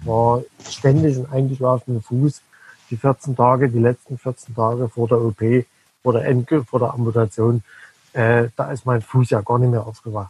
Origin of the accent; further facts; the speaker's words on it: Dresden, Saxony, Germany; accent: Saxon; Ich komme aus Dresden